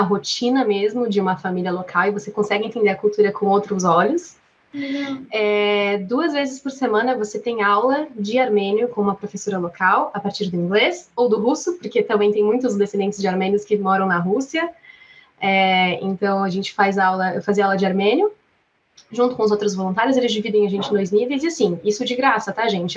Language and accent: Portuguese; Atibaia, São Paulo, Brazil; sou brasileira, natural de Atibaia, São Paulo